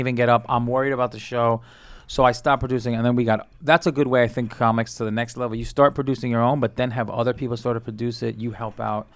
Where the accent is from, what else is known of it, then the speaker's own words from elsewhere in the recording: New York City, New York, United States; also born or lived in Colombia (family); I grew up in, like, Sunset Park area